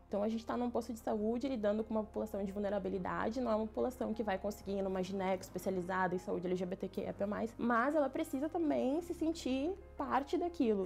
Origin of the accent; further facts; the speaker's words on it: Porto Alegre, Rio Grande do Sul, Brazil; Eu sou de Porto Alegre, Rio Grande do Sul